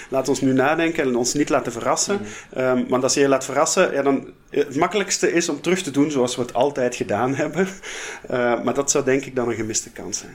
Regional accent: Flanders, Belgium; accent: Flemish; je hoort allicht ook aan het accent dat ik van iets zuidelijkere oorden kom. Eh, ik kom uit Vlaanderen, ik woon daar nog altijd.

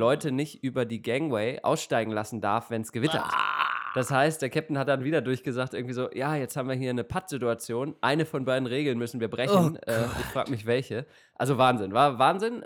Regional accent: Germany; als, äh, Deutscher

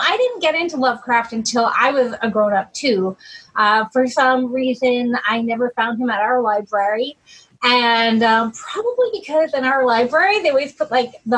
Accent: Southern Oregon, United States; I grew up in Southern Oregon in a very rural logging town

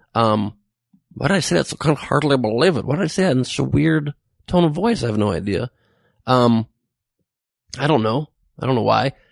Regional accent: Los Angeles, California, United States; born or raised there

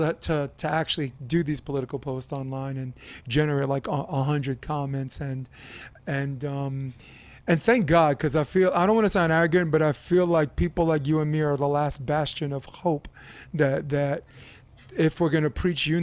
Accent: New York City, New York, United States; I'm a kid from Brooklyn, from Flatbush

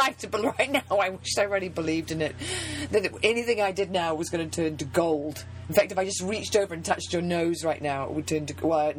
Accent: New Zealand; now in United States; I've lived in America a long time. Football, I just, you know, I'm a rugby person. I mean, I'm from New Zealand

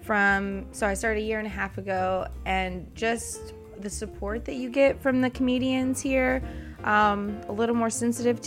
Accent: Huntington, West Virginia, United States; moved away as an adult; now in Richmond, United States; I'm not from Richmond originally. I'm from Huntington, West Virginia. That's where I was born.

